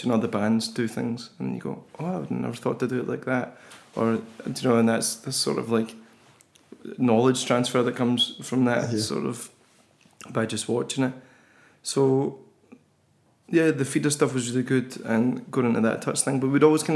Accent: Kilmarnock, Scotland, United Kingdom; also born or lived in Irvine; I loved growing up in Kilmarnock

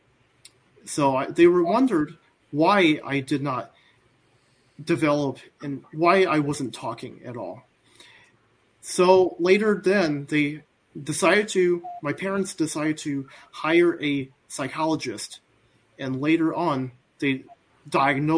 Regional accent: Midland, Michigan, United States; I am born in the late 80s. And I am from Midland, Michigan.

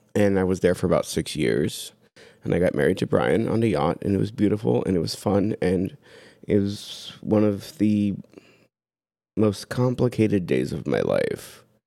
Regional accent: Tampa, Florida, United States; also born or lived in London, Ohio / Washington, D.C. / Seattle / San Francisco; now in Columbus, United States; I was born in London, Ohio. I lived, grew up in Tampa, Florida.

